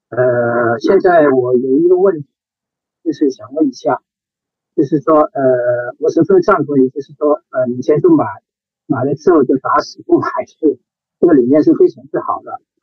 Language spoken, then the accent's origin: Chinese; Hong Kong; 我是来自香港的